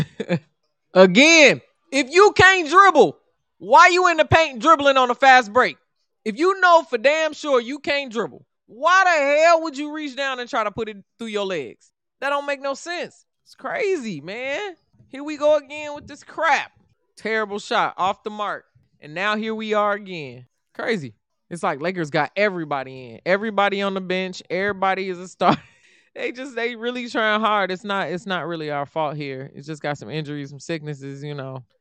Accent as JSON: {"language": "English", "town": "Chicago", "region": "Illinois", "country": "United States", "also_born_or_lived": "Indiana", "said": "I'm from Chicago"}